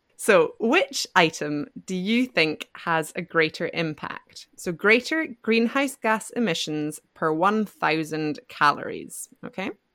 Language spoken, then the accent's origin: English; Scotland, United Kingdom; moved away as an adult; now in France; from Scotland, and I live in France